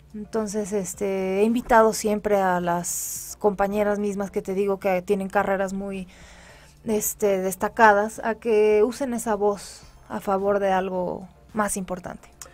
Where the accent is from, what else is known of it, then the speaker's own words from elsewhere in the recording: Mexico; les ha costado trabajo visualizarme como mexicana por, mi aspecto físico